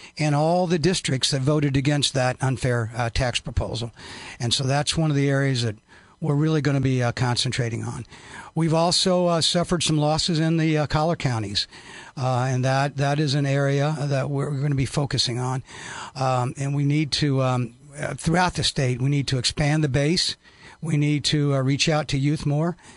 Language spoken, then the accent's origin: English; Mount Sterling, Illinois, United States; I grew up in Mount Sterling, Illinois, over near Quincy.